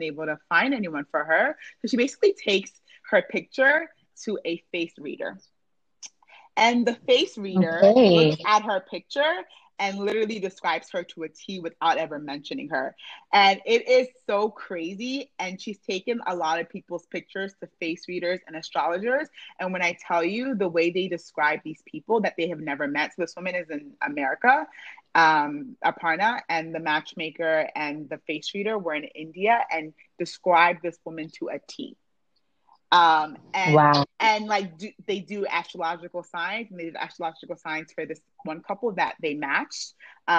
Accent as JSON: {"language": "English", "country": "Nigeria"}